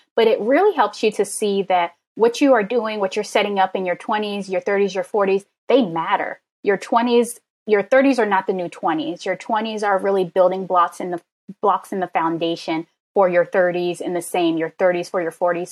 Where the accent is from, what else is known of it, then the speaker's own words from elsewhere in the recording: Maryland, United States; I'm a Maryland girl